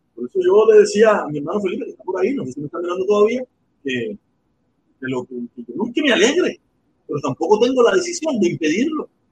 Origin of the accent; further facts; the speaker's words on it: Cuba; ser cubano